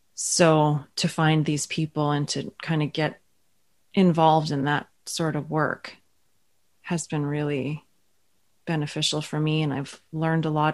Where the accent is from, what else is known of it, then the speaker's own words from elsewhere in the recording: Ottawa, Ontario, Canada; also born or lived in Toronto; now in Thunder Bay, Canada; I'm originally from Ottawa